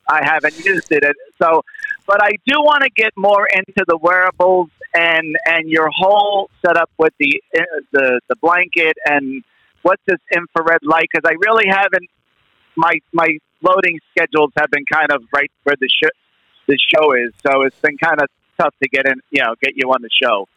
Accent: New York, United States; I'm New York. I'm from New York

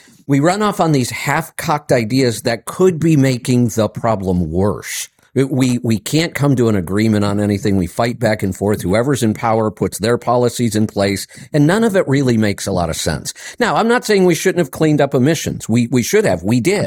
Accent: Northeast Ohio, United States; Growing up in Northeast Ohio, I had a snowmobile.

